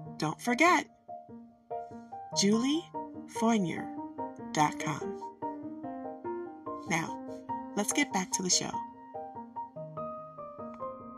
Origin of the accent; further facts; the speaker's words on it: Michigan, United States; accent: Michigan; my Michigan accent makes it a little difficult to understand what I'm saying sometimes